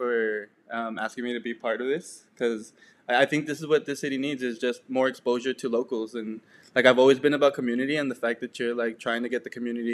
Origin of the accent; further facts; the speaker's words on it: El Paso, Texas, United States; I'm from El Paso, born and raised